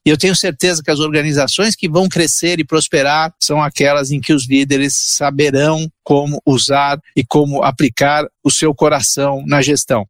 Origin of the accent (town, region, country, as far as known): Santo André, São Paulo, Brazil; born or raised there; Portuguese is a second language; also born or lived in Italy